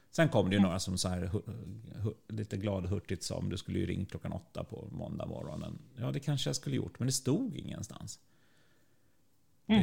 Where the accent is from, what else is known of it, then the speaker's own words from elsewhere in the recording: Sweden; vi som svenskar